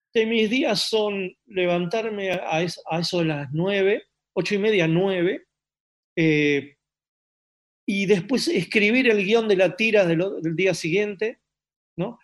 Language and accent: Spanish; Buenos Aires, Argentina; also born or lived in San Isidro; yo nací en San Isidro, al año y medio mis padres eh, me trajeron a, una casa en, en, Boedo, es decir, mi infancia es Boedo